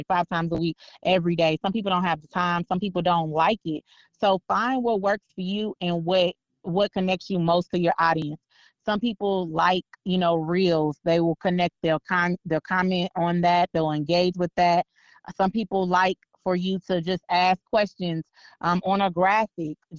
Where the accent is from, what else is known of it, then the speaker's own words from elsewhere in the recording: Northwest Indiana, United States; now in Las Vegas, United States; I live in Vegas now, but when I first moved out here, I didn't understand the way they said certain stuff, because, you know, I'm from Northwest Indiana